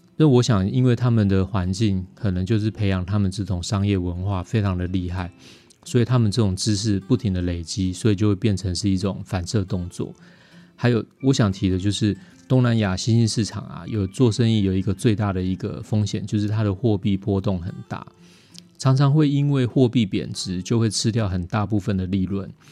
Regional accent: Taiwan; 我们台湾话

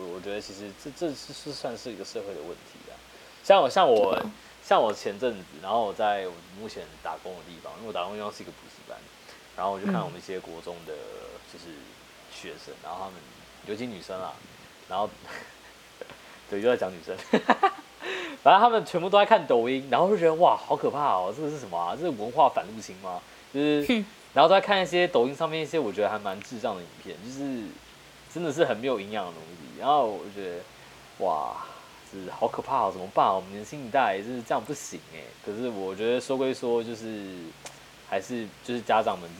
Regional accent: Taipei, Taiwan; also born or lived in Tamsui, New Taipei; 因为我小五的时候我从内湖搬家搬到淡水，然后但是我我户籍没有迁，也就是说我我小五开始，我每一天都要从淡水通勤到内湖去去上学。

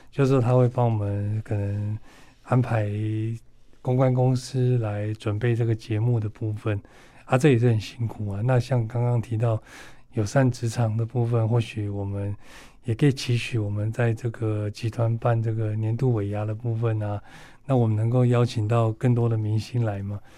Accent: northern Taiwan, Taiwan; 我是北部人，所以我比较会在北部参与

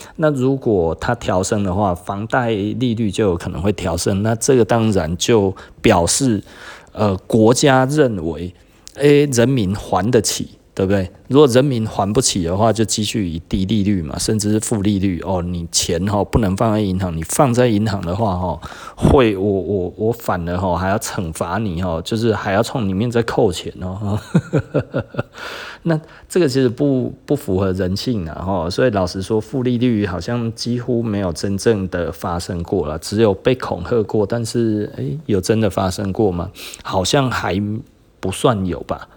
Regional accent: Taiwan; 我们台湾人是有一点政治太过于狂热了

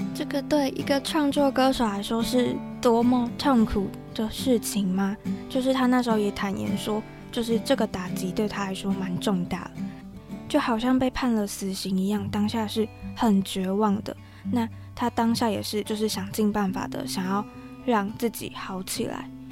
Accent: Tainan, Taiwan; 因为我们都是台南人，就我跟 Rebecca 都是台南人

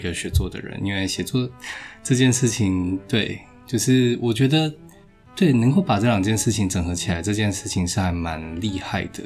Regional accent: Tainan, Taiwan; 我是台南人，然后就是，呃，目前的话从八月一号开始在那个成功大学担任医师

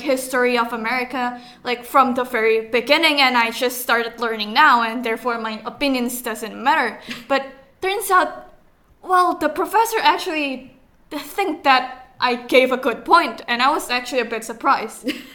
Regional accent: Indonesia; English is a second language; now in Taiwan; i'm from indonesia

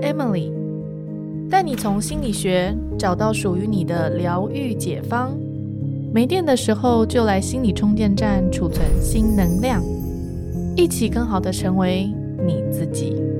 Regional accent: Taiwan; moved away as an adult; now in Silicon Valley, United States; 我是在我的家乡台湾录制的

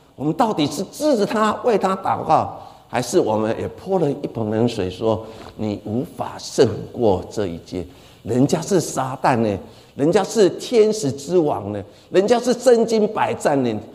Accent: Taiwan; 我们台湾人

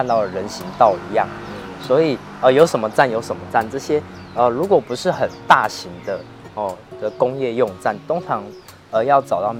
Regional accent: Tainan, Taiwan; 广义的台南都是我的家乡。

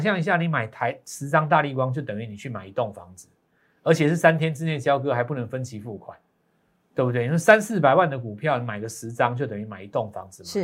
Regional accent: Taiwan; 我们在台湾长大的

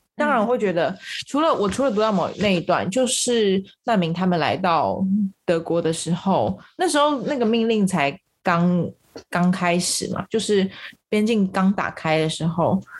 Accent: Taiwan; 我们台湾人

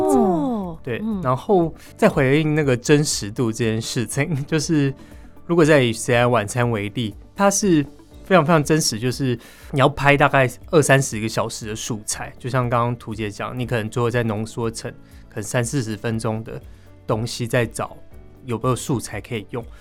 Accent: Taipei, Taiwan; 我自己算在北投长大

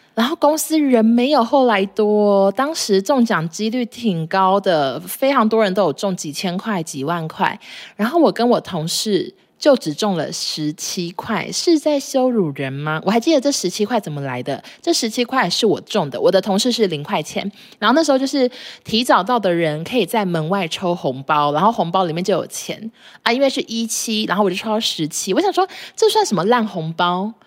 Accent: Taichung, Taiwan; 白衣男说：哼，我台中人呢。我说我也是啊。

